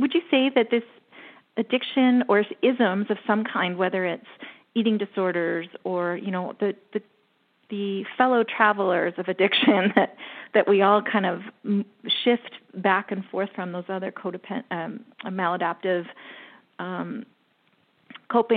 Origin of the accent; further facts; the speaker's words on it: Canada; I'm Canadian